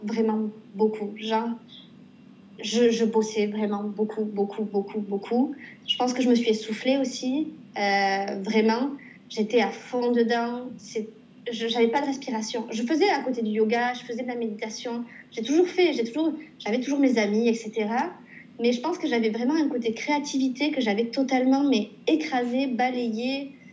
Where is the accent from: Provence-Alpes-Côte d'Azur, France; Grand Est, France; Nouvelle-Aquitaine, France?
Nouvelle-Aquitaine, France; Pau; moved away as an adult; now in Montreal, Canada; je suis originaire donc, de Pau.